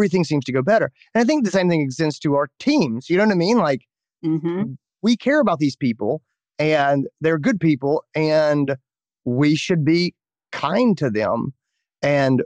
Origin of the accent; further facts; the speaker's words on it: North Carolina, United States; I grew up in North Carolina